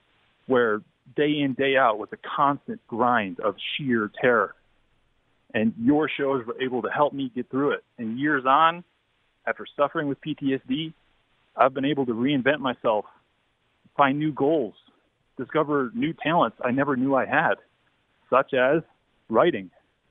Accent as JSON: {"language": "English", "town": "Buffalo", "region": "New York", "country": "United States", "tie": "born or raised there", "said": "born and raised in Buffalo."}